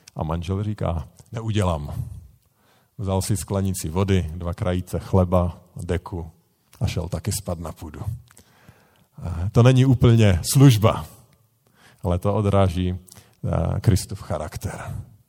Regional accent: Bohemia, Czechia; u nás v Čechách

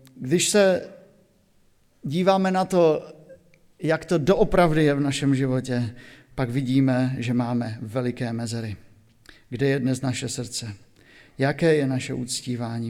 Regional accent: Silesia, Czechia; now in Oldřichovce, Slovakia; u nás na Slesku

